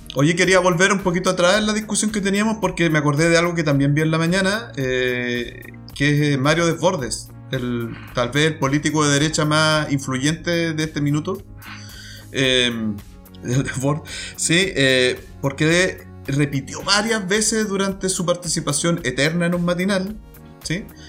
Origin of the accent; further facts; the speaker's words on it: Talcahuano, Biobío, Chile; now in Valdivia, Chile; Yo, por lo menos, que crecí en Talcahuano